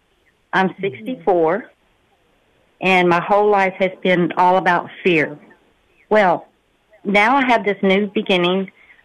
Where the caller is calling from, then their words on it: Port Arthur, Texas, United States; I'm calling from Port Arthur, Texas.